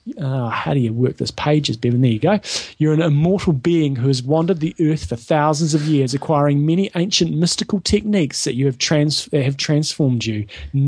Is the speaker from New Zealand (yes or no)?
yes; New Zealand; accent: Kiwi; that's my Kiwi accent.